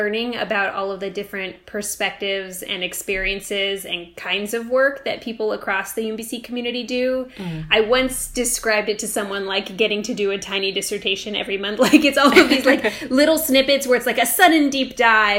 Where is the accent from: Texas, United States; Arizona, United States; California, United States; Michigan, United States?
California, United States; now in Baltimore, United States; I'm from California originally